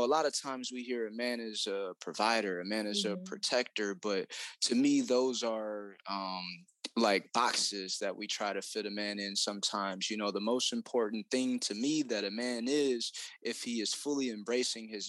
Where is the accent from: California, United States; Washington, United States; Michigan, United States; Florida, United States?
Michigan, United States; Detroit; I was raised in Detroit, Michigan